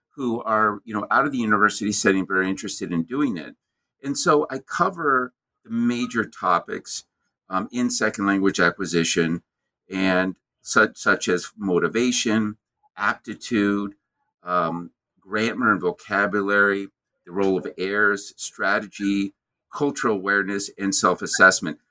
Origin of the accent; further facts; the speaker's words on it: American Midwest, United States; growing up in the American Midwest where the winters are cold